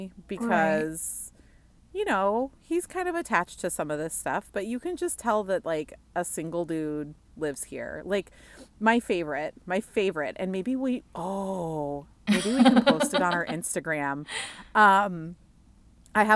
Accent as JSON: {"language": "English", "region": "South Dakota", "country": "United States", "tie": "born or raised there", "also_born_or_lived": "Madison, Wisconsin / Seattle", "moved": "as an adult", "lives_now": "Minneapolis, United States", "said": "I like got promoted for the first time out of South Dakota. Like, and actually this September will be 10 years ago that I got that first promotion and left my hometown"}